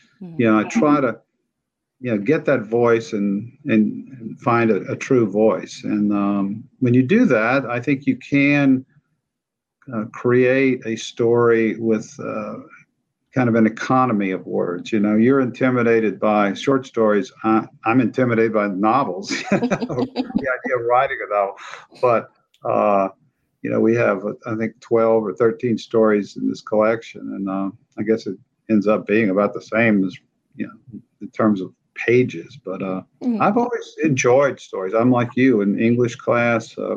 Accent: central Louisiana, United States; also born or lived in New Orleans / Acadiana; I'm a native of Louisiana. I grew up in central Louisiana

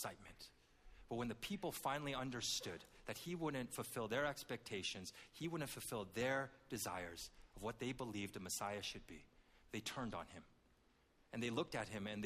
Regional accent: Canada; I grew up in Canada

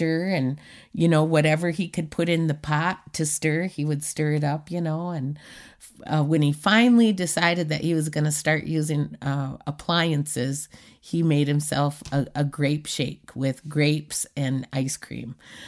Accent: Washington, United States; also born or lived in Clark County, United States; But when I wasn't growing up in Clark County, I was growing up on the reservation in Washington State, on the Macaw Reservation in Nia Bay, in Tohola and Queets, the Quinault Reservations.

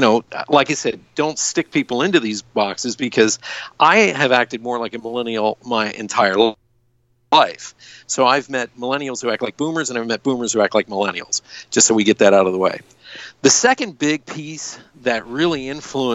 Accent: United States; I grew up in America, a baby boomer.

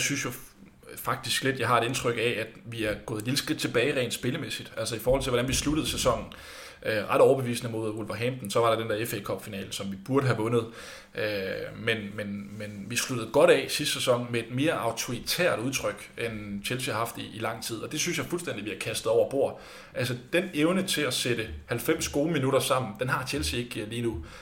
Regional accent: Denmark

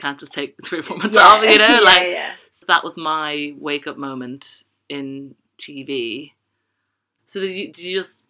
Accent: Dublin, Leinster, Ireland; moved away as an adult; now in London, United Kingdom; And I will never, ever slag Dublin off. It's my hometown. I love it. But London has given me a home, and it's my chosen home.

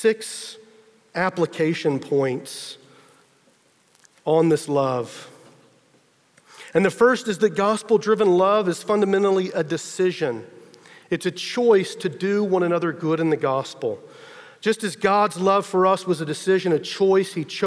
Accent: Texas, United States; I'm from Texas, you know, true to the stereotype, I had a pickup truck

